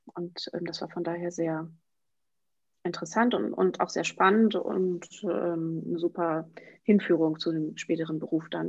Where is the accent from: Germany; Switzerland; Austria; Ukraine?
Germany; Emsland, Lower Saxony; moved away as an adult; also born or lived in Münster / Paris; ich komme aus dem Emsland und habe in Münster studiert